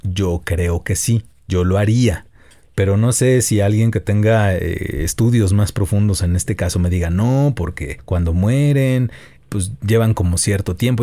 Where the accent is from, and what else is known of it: Mexico